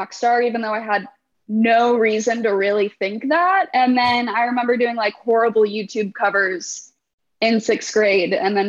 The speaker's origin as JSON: {"language": "English", "town": "Overland Park", "region": "Kansas", "country": "United States", "tie": "born or raised there", "also_born_or_lived": "Chicago, Illinois", "said": "I was born in Chicago, but moved to Kansas when I was really young. So I grew up in Overland Park, probably 5 minutes away from Brandon"}